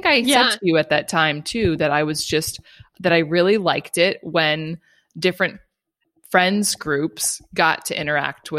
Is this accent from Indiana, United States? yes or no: no; Los Angeles, California, United States; also born or lived in South Carolina / Colorado / England; now in Germany; born and raised in Los Angeles